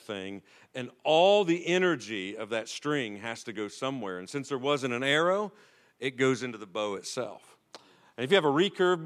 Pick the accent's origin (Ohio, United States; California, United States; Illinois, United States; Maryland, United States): Ohio, United States; I am from Ohio